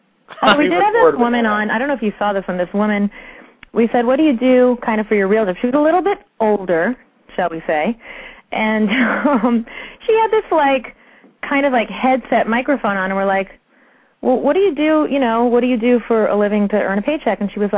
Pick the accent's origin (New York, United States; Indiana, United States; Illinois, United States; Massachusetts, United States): New York, United States; Long Island; also born or lived in Brooklyn; Well, born in Brooklyn, raised in Long Island.